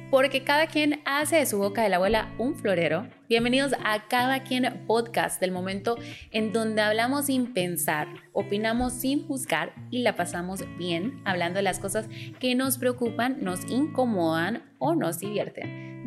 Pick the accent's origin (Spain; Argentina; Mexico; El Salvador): El Salvador; soy del Salvador